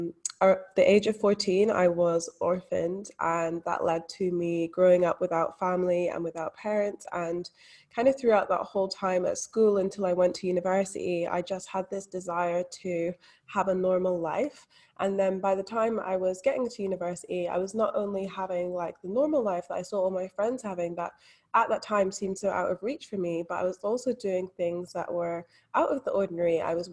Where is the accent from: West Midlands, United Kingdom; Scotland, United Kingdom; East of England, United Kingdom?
Scotland, United Kingdom; now in Australia; Yeah, so I'm actually from Scotland, but not a lot of people pick up on that accent. They can definitely tell I'm living in Australia.